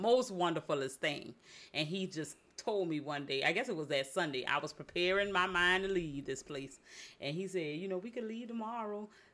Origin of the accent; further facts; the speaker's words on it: Savannah, Georgia, United States; moved away; my hometown